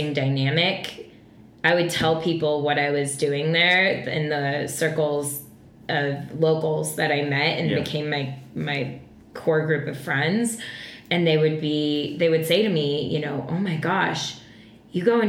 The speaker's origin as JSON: {"language": "English", "town": "Boulder", "region": "Colorado", "country": "United States", "said": "I'm from Boulder"}